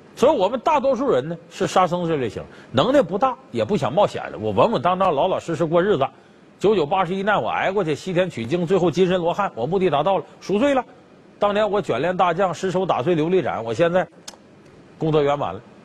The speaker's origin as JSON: {"language": "Chinese", "region": "Northeast China", "country": "China", "accent": "Northeastern", "said": "要搁我们东北话说有点嘚瑟的这个人"}